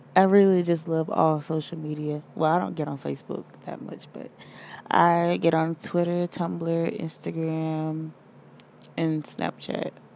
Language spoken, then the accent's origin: English; Georgia, United States; I'm from Georgia